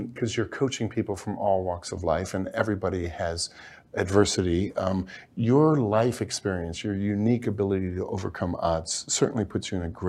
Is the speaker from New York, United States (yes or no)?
no; Detroit, Michigan, United States; I grew up a poor kid in Detroit, and I look back on that adversity now, and I thank God every day that I had that upbringing.